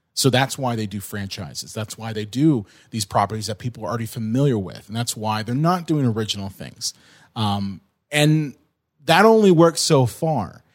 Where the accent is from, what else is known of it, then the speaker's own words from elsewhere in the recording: California, United States; moved away; I grew up in California.